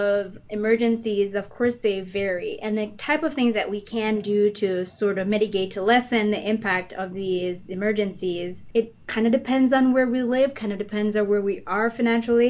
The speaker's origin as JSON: {"language": "English", "country": "Jamaica", "tie": "born or raised there", "moved": "as an adult", "lives_now": "Illinois, United States", "said": "I grew up in Jamaica. So I believe it's the southeastern side of the island."}